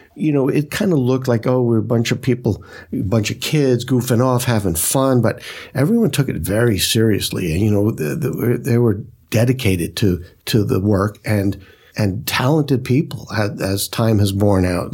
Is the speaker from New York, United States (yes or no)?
yes; New York City, New York, United States; I grew up in Brooklyn